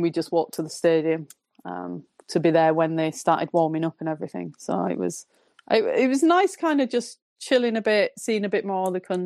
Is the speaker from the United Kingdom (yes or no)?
yes; the north of England, United Kingdom; accent: northern; Excuse my northern accent